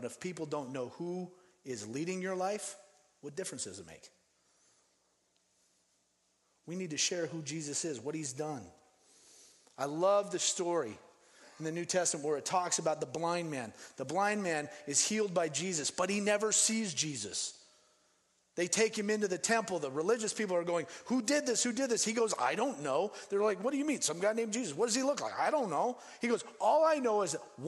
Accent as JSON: {"language": "English", "town": "Denver", "region": "Colorado", "country": "United States", "tie": "born or raised there", "also_born_or_lived": "Phoenix, Arizona", "moved": "yes", "lives_now": "Seattle, United States", "said": "I grew up in Denver, and on the 16th Street Mall"}